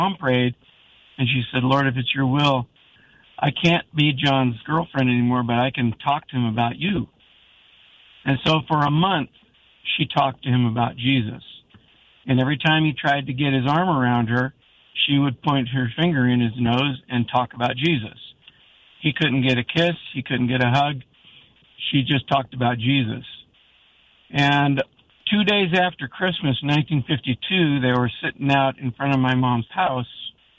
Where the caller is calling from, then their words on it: Jacksonville, United States; I'm calling from my car. I'm at the Walmart on Collins Road in Jacksonville.